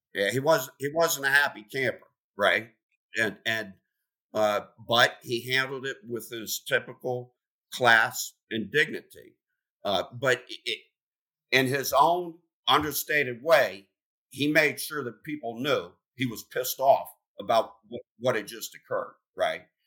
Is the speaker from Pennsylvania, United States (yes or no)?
yes; Pennsylvania, United States; moved away; I'm from Pennsylvania